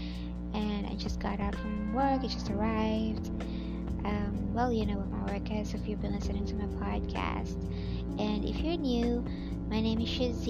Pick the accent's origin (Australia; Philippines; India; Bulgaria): Philippines; I am a Filipino